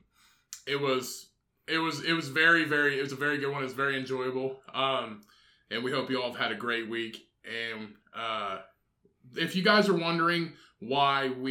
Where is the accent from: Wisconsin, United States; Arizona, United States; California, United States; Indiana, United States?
Indiana, United States; We are from Indiana.